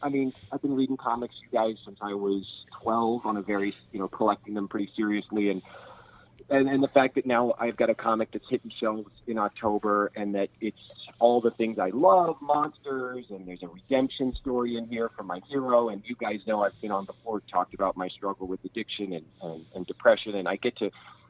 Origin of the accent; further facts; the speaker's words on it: Kansas City, United States; I grew up in Kansas City